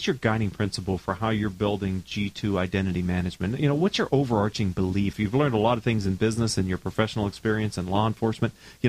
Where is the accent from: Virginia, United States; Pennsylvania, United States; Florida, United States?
Pennsylvania, United States; I'm from Pennsylvania